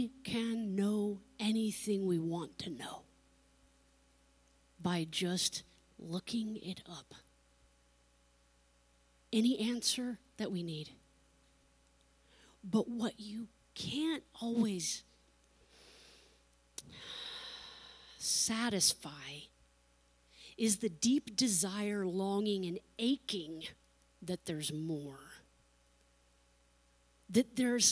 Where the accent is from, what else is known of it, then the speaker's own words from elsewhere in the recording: California, United States; I grew up in California in the ocean